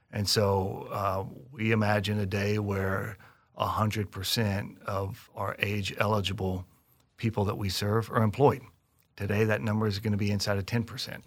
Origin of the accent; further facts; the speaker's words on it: Kansas City, Missouri, United States; Kansas City that's my hometown